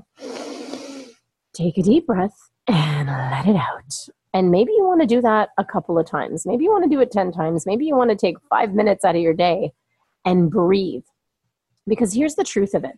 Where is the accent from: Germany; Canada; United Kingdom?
Canada; Toronto, Ontario; moved away as an adult; also born or lived in California; now in Toronto, Canada; back here in my hometown of Toronto, Ontario, Canada, where I have relocated myself for a couple of years